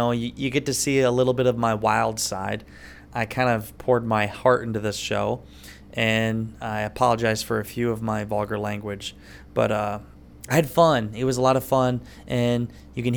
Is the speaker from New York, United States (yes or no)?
no; Iowa, United States; I'm from Iowa, and I'm hardly ever in Iowa. I have a house in Northeast Iowa, apartment in Des Moines